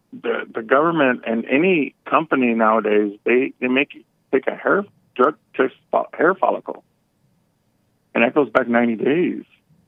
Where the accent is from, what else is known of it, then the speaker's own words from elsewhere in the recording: Houston, Texas, United States; I was born here and my mom is Mexican and my dad is Mexican.